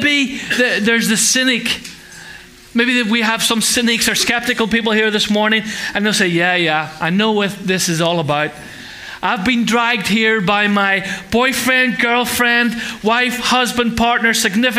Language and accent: English; Ireland; I'm Irish